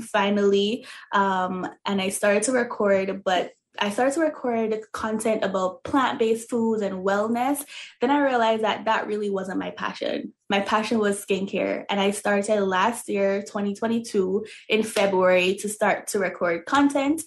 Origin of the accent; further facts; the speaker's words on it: Jamaica; moved away; because I'm originally from Jamaica. So in Jamaica, you know, we use a lot of natural oils and all those things.